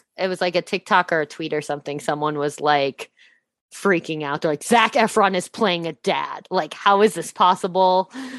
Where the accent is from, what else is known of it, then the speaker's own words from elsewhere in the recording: Midwest, United States; because I grew up in the Midwest, was around tornadoes a lot.